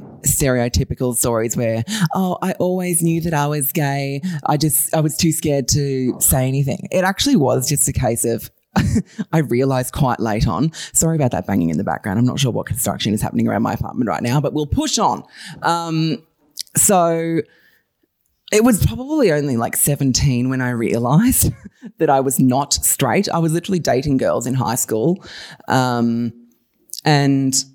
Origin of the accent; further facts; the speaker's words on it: Bogan Gate, New South Wales, Australia; now in Sydney, Australia; I grew up in a town called Bogan Gate, super tiny, super rural